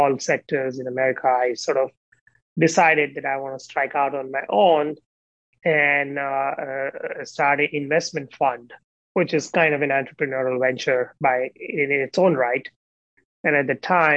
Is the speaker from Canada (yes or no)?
no; India; moved away; growing up in India